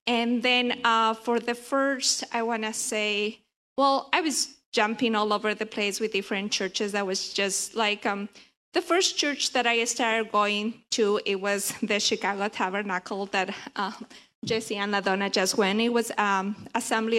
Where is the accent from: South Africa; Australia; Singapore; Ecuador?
Ecuador; English is a second language; moved away as an adult; now in United States; I was born and raised in Ecuador. I moved here to the States when I was 25, 26, I don't know.